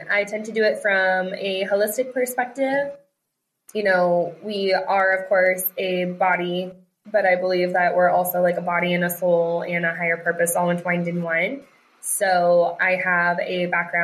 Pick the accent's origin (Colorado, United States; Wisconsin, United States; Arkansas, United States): Colorado, United States; moved away as an adult; also born or lived in Texas; now in Arizona, United States; We live in Arizona, but we are originally from Colorado